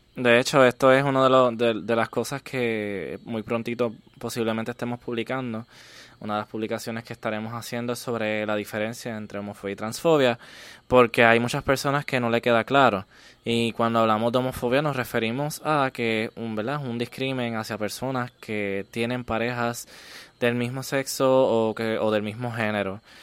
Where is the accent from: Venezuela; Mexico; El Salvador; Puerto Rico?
Puerto Rico; Comerío; vengo de Comerío, un pueblo ultraconservador.